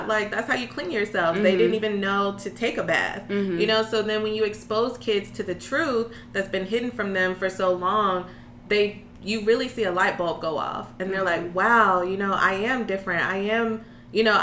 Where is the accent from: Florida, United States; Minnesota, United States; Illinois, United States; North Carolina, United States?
North Carolina, United States; Raleigh; moved away as an adult; now in Washington, D.C., United States; I'm originally from North Carolina, Raleigh.